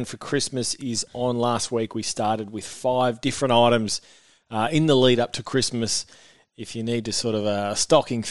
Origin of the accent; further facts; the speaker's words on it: near Lorne, Victoria, Australia; off Lawn, so close to my hometown